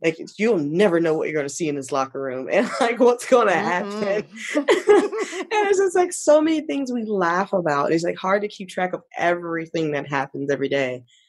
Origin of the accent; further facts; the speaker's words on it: Clearwater, Florida, United States; moved away; I had the best childhood in Clearwater